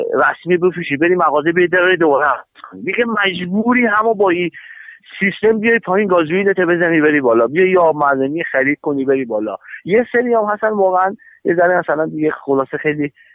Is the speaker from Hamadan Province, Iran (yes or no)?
yes; Hamadan, Hamadan Province, Iran; ما تو همدان تو شهر خودمون